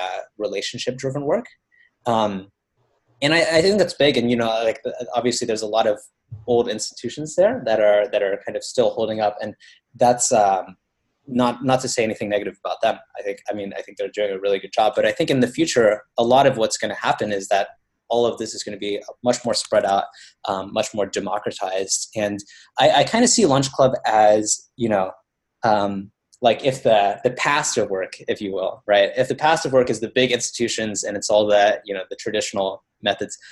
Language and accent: English; Baton Rouge, Louisiana, United States; I grew up actually in Baton Rouge, Louisiana